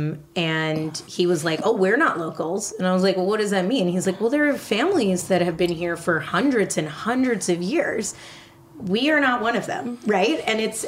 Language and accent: English; Westchester, New York, United States; moved away as an adult; now in Barryville, United States; we're from Westchester